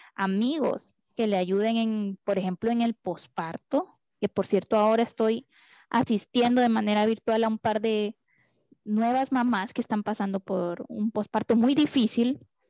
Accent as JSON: {"language": "Spanish", "country": "Costa Rica", "also_born_or_lived": "Honduras", "moved": "yes", "said": "yo soy costarricense"}